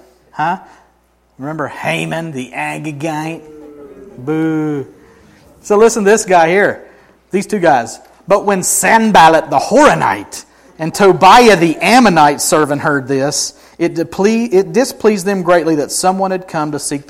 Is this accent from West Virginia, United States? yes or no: no; Helen, Georgia, United States; I grew up in Helen, right?